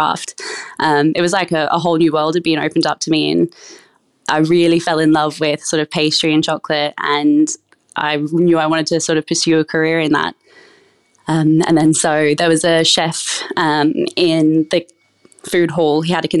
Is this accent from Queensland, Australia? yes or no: yes; Toowoomba, Queensland, Australia; So I grew up in a small country town called Toowoomba up in Queensland. I grew up in a big family